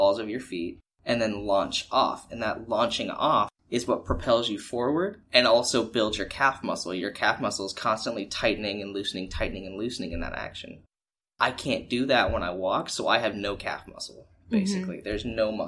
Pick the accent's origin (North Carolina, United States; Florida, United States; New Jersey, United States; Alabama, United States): Florida, United States; Pensacola; also born or lived in Tampa, Florida; I was born here in Pensacola, and then I lived here till the age of, I believe, 6 years old